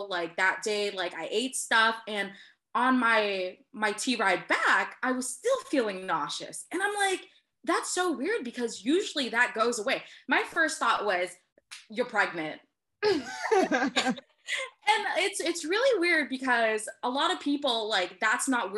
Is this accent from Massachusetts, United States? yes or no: yes; Lowell, Massachusetts, United States; I was born and raised in Lowell, Massachusetts